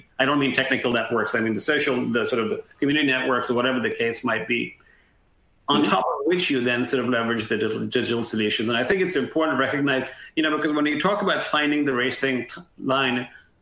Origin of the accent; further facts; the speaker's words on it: India; moved away; growing up in India